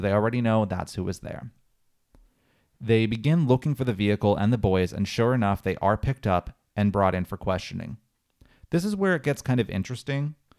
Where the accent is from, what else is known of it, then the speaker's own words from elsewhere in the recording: Pennsylvania, United States; I'm from Pennsylvania and we're neighbors, but I'm on the opposite side of the state